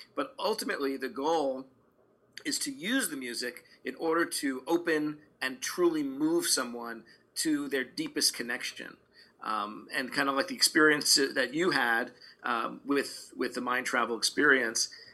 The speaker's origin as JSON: {"language": "English", "town": "New York City", "region": "New York", "country": "United States", "tie": "born or raised there", "moved": "yes", "lives_now": "Los Angeles, United States", "said": "grew up in a Orthodox Jewish uh, neighborhood and community in Brooklyn, New York"}